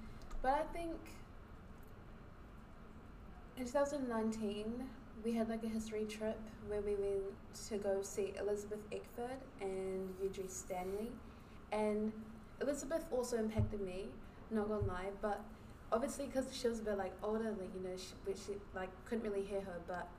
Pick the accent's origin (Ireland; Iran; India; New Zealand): New Zealand; yes, I'm black. I'm not African-American, no, but I'm, like, Nigerian. But growing up in New Zealand, I've kind of had, like, an identity crisis.